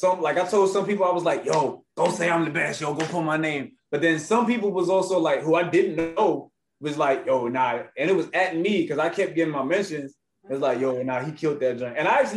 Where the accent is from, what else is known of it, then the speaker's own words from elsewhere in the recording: New York, United States; I told him I'm from New York too. New York. I said, hey, you know, I had to put on for New York.